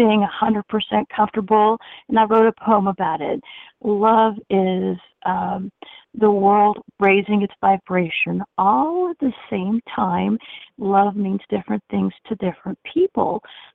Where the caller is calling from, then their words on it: Central Florida, United States; calling from Central Florida